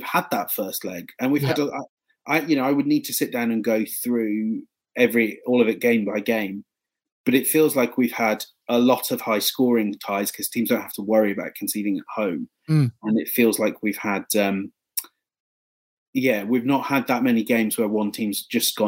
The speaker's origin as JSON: {"language": "English", "region": "England", "country": "United Kingdom", "said": "I'm English"}